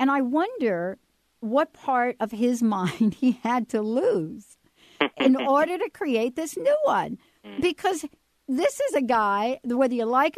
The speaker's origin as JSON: {"language": "English", "region": "New Jersey", "country": "United States", "moved": "yes", "said": "they know I'm from New Jersey."}